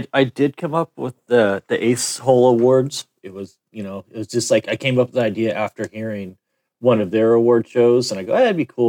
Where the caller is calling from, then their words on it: Costa Mesa, California, United States; I'm in Costa Mesa, California, Southern California, about 35 miles from L.A.